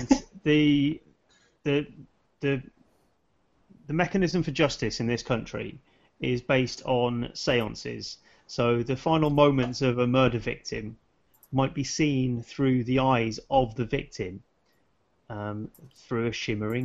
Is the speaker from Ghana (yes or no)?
no; United Kingdom; me as a British consumer